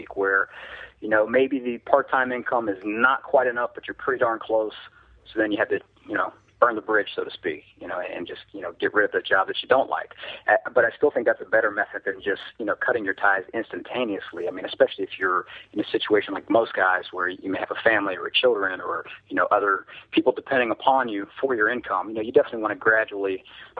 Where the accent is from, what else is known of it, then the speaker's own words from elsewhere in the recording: Columbus, Ohio, United States; I came back to my hometown, Columbus, Ohio